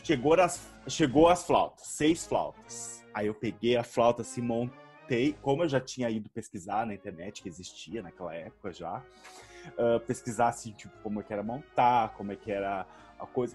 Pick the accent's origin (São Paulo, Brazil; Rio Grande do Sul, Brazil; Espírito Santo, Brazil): Rio Grande do Sul, Brazil; Rio Grande; moved away; also born or lived in Porto Alegre / Santa Catarina / Sergipe / Roraima; eu fui para o sul do estado, em, na cidade de Rio Grande, na, no Rio Grande do Sul mesmo, uh, onde eu morei desde os cinco anos